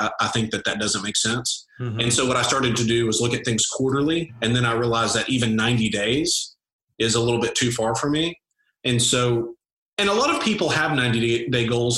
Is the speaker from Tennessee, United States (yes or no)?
yes; Nashville, Tennessee, United States; I'm from Nashville